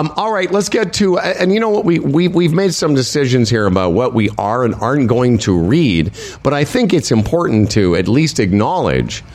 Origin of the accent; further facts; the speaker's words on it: Moose Jaw, Saskatchewan, Canada; my hometown of Moose Jaw, Saskatchewan